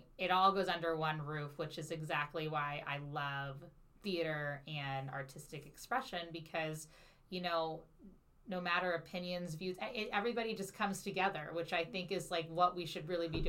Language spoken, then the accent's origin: English; Cincinnati, Ohio, United States; now in St. Louis, United States; the Valley Temple, which was like 10 minutes up the street from where I grew up in Cincinnati.